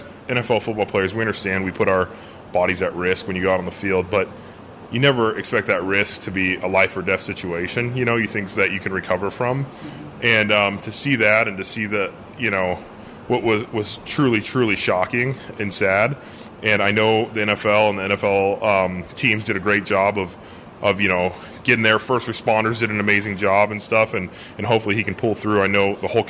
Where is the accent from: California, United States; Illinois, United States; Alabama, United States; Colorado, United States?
California, United States; Long Beach; moved away; my hometown back in Long Beach, California